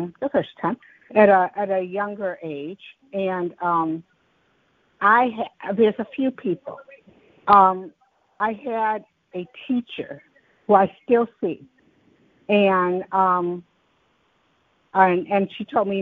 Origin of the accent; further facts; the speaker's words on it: Detroit, Michigan, United States; I was raised in Detroit